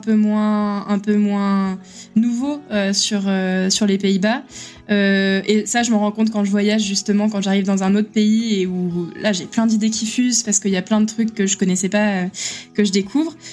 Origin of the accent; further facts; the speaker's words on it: France; moved away; en tant que Français à l'étranger